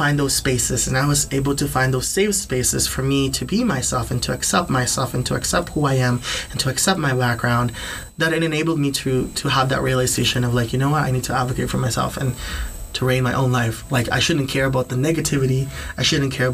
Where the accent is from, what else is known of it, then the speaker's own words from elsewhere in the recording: Philippines; first language Tagalog; English is a second language; now in Canada; growing up in the Philippines